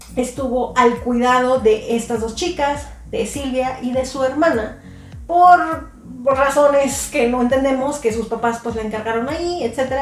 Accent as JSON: {"language": "Spanish", "country": "Mexico", "said": "Yo soy de México"}